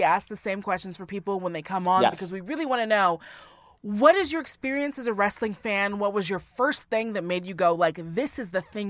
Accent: Seattle, Washington, United States; also born or lived in Hawaii; I'm from Seattle.

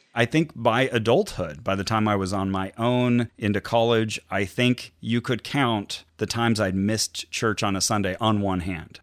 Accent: Santa Cruz, California, United States; now in Burbank, United States; I was raised in Santa Cruz.

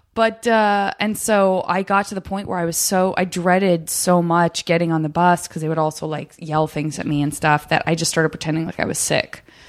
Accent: Arizona, United States; I'm from Arizona

